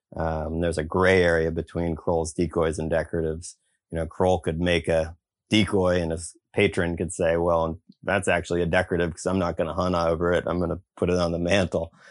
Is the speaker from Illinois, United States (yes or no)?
no; Eastern Shore of Virginia, United States; growing up in the Eastern Shore of Virginia